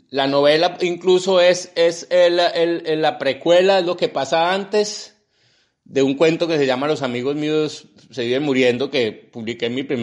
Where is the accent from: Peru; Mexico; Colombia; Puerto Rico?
Colombia; Y, realmente una sociedad como la colombiana está hecha fundamentalmente de don nadies. Pues casi todos somos don nadies